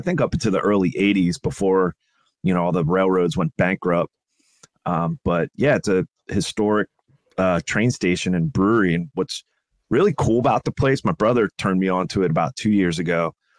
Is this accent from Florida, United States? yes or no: no; Reading, Pennsylvania, United States; born or raised there